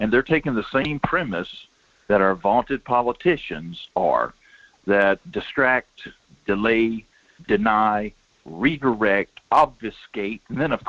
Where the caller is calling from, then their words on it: Denali, Alaska, United States; Morning, Mike. It's … out of Denali.